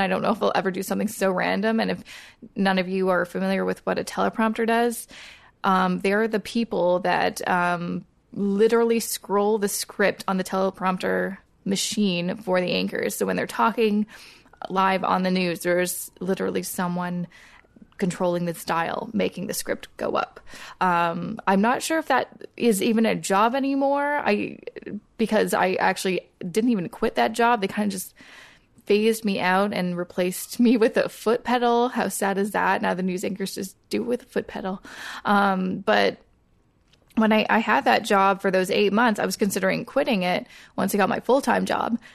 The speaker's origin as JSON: {"language": "English", "town": "Coquitlam", "region": "British Columbia", "country": "Canada", "tie": "born or raised there", "said": "I grew up in Coquitlam, which is a suburb about thirty minutes outside of Vancouver."}